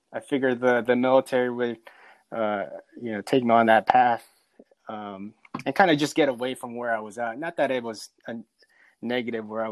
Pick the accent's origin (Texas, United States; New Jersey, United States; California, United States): California, United States; Central; moved away as an adult; also born or lived in Philippines; now in Raleigh, United States; I'm from the Philippines, but I grew up in California in a small little town in the Central California